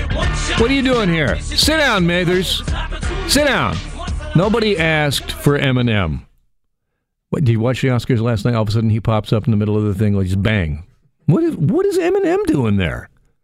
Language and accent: English; Burlington, Ontario, Canada; I grew up in Burlington. I know this area so well.